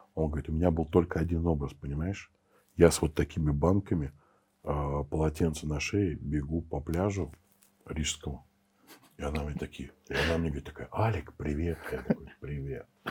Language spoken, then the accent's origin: Russian; Saint Petersburg, Russia; moved away as an adult; also born or lived in Moscow; я сам питерский